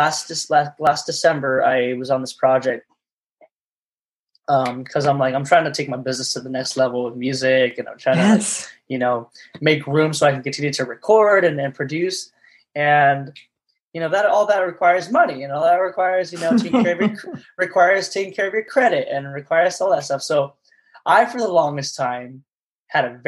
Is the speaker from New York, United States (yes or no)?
no; Los Angeles, California, United States; I was born in Los Angeles